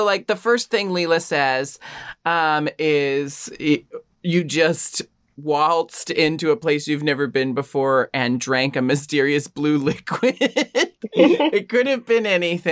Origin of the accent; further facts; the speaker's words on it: United States; as an American